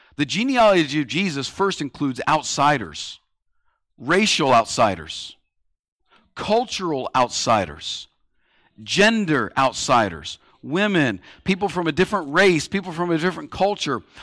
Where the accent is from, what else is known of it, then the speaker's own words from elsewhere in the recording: United States; being an American